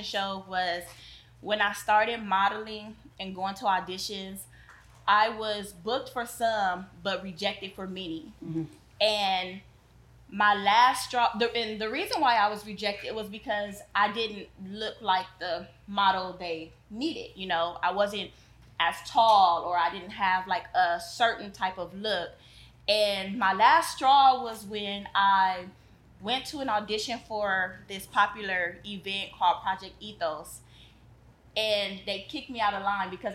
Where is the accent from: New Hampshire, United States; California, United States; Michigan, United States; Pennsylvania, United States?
California, United States; Compton; Growing up in Compton